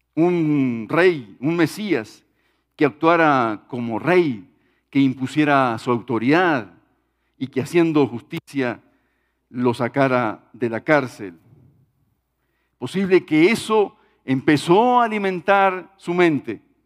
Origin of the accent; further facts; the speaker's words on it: Uruguay; en mi país, en Uruguay